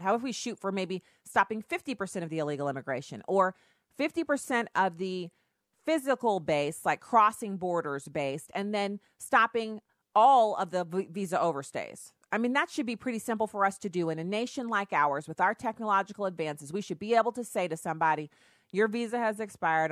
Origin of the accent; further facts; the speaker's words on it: Texas, United States; I was born in Texas.